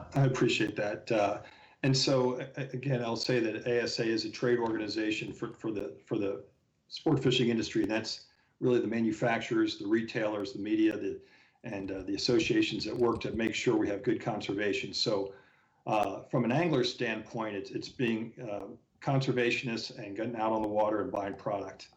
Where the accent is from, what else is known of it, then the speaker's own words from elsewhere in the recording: the Poconos, Pennsylvania, United States; also born or lived in Philadelphia; I grew up fishing in the Poconos of Pennsylvania. My dad still lives in the house that we bought 55 years ago